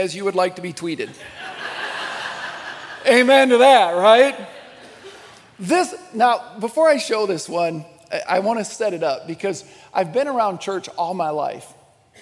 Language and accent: English; Midwest, United States; I grew up United Methodist in the Midwest